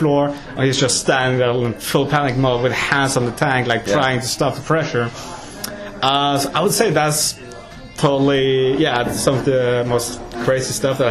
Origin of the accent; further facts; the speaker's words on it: United Kingdom; now in Norway; we're British